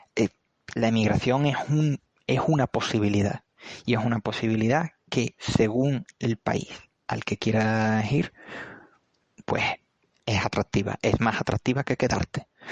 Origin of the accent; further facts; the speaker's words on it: Andalusia, Spain; soy perfectamente andaluz